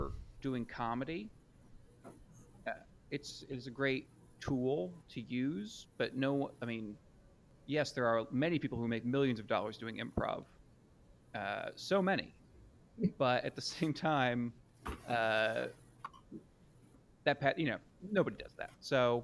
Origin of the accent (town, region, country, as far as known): Lancaster, Pennsylvania, United States; born or raised there; moved away as an adult; also born or lived in Montgomery County, Pennsylvania / Hatfield / Souderton / Harleysville; now in New York City, United States